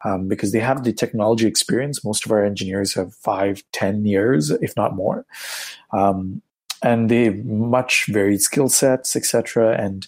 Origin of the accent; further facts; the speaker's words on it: India; moved away as an adult; also born or lived in Vancouver, Canada; now in Toronto, Canada; I'm originally from India. I moved to Canada, to Vancouver, about 10 years ago